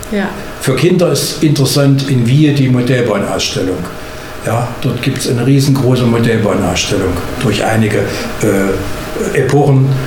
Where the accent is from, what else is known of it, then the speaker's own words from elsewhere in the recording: Bad Frankenhausen, Thuringia, Germany; Also erstmal bin ich gebürtiger Frankenhäuser oder Frankenhisser Suezkopf, wenn man es richtig bezeichnet. So heißen wir nämlich umgangssprachlich.